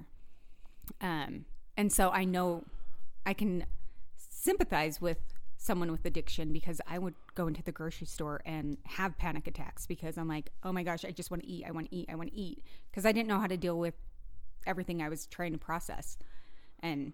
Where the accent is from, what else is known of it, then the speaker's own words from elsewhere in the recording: Price, Utah, United States; in Price, Utah